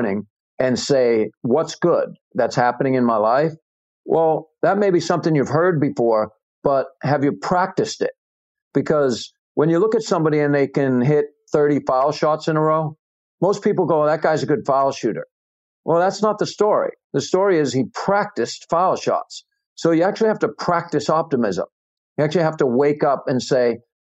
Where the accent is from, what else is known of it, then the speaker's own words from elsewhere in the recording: New England, United States; I'm from New England.